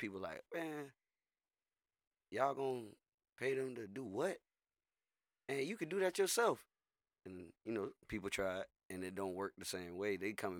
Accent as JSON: {"language": "English", "town": "Tampa", "region": "Florida", "country": "United States", "said": "I'm from Tampa."}